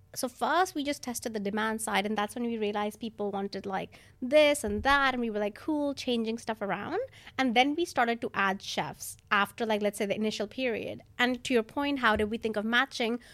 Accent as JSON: {"language": "English", "country": "India", "also_born_or_lived": "New York", "moved": "yes", "lives_now": "London, United Kingdom", "said": "I'm from India"}